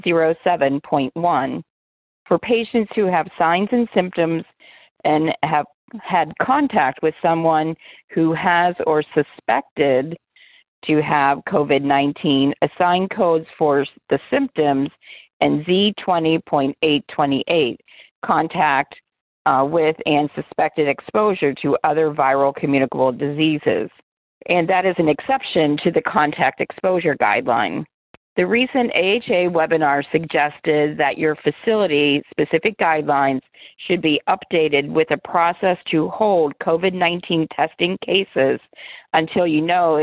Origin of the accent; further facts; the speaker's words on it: Pittsburgh, Pennsylvania, United States; my hometown of Pittsburgh, Pennsylvania